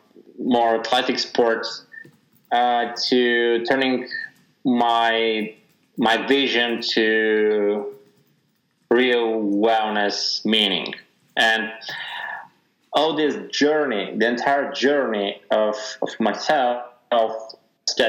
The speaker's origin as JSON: {"language": "English", "town": "Sofia", "region": "Sofia City", "country": "Bulgaria", "tie": "born or raised there", "said": "born and raised in Sofia, Bulgaria."}